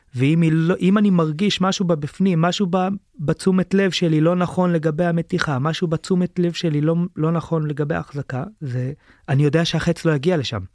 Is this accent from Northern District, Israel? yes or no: no; Sdot Yam, Haifa District, Israel; היה לנו בזמנו בקיבוץ, בשדות ים